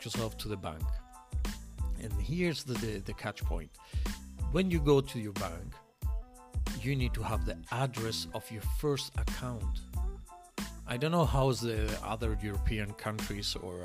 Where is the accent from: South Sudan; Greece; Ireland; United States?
Greece; English is a second language; moved away as an adult; now in Montreal, Canada; I'm from Greece